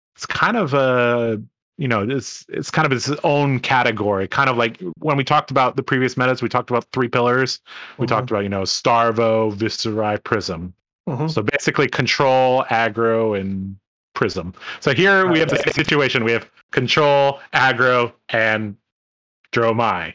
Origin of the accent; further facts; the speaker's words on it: Hong Kong; moved away; I, I come from Hong Kong.